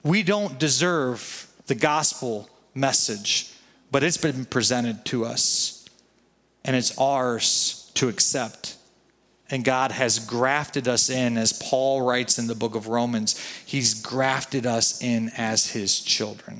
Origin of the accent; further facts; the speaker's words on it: United States; You and I, as American citizens